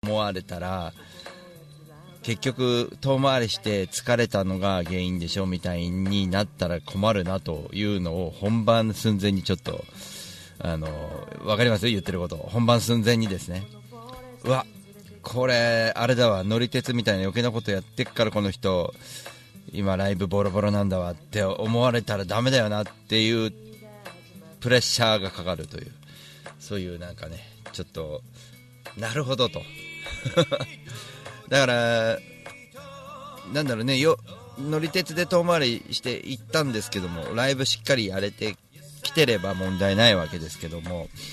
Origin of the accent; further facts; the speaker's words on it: Tokyo, Japan; 僕東京の人間